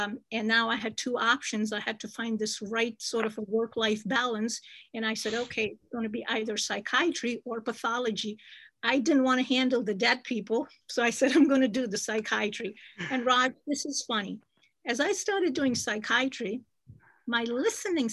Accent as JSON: {"language": "English", "region": "Jammu and Kashmir", "country": "India", "tie": "born or raised there", "moved": "yes", "said": "I was born and raised in Kashmir"}